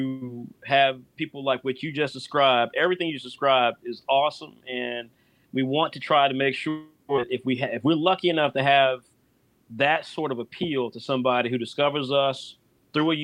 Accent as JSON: {"language": "English", "country": "United States", "said": "I'm an American. I think like an American. I'm proud to be an American"}